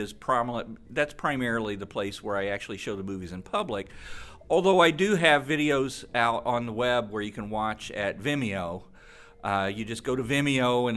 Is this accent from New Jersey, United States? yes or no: no; Illinois, United States; moved away; I'm originally from Illinois, and we didn't have very many horror hosts